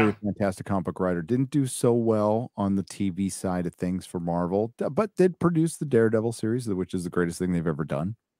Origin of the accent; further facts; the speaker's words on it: San Diego, California, United States; moved away; also born or lived in San Francisco; I was born in San Diego